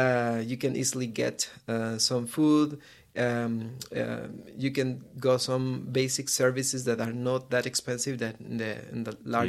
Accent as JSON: {"language": "English", "country": "Guatemala", "tie": "born or raised there", "said": "I am from Guatemala. This is a small country, very near to Mexico in Latin America. And I'm working there. I'm living there in Guatemala."}